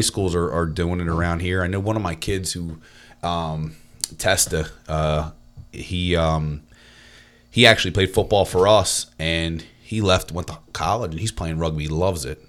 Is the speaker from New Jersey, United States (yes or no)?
yes; Cedarbrook, New Jersey, United States; now in Hamilton, United States; I'm not from Hamilton. Um, I'm actually from, um, a little town in Winslow called Cedarbrook.